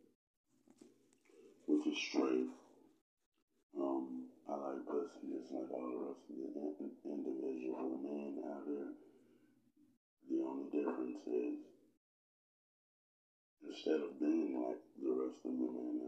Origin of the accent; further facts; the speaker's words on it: Oklahoma City, Oklahoma, United States; Growing up in Oklahoma City for me was quite the experience